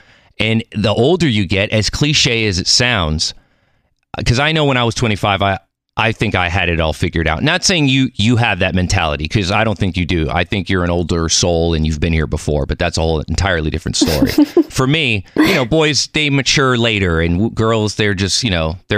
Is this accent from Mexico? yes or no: yes; Mexico City, Mexico; born there; I'm Mexican. I was born in Mexico City. I don't speak Spanish. I should.